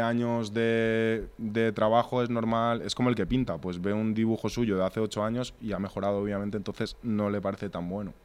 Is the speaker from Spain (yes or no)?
yes; Torrejón de Ardoz, Community of Madrid, Spain; nosotros venimos de Torrejón